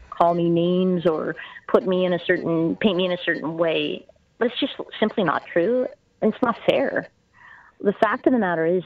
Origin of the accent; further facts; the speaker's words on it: Canada; I believe as a Canadian